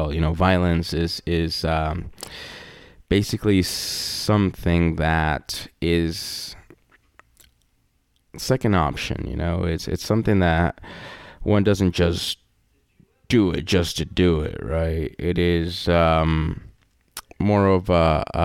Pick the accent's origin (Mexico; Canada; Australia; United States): Mexico; I'm from Mexico